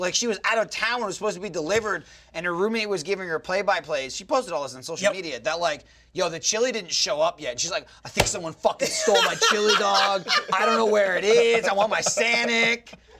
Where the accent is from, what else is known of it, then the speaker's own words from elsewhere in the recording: Southwest, United States; now in Texas, United States; I'm from the Southwest.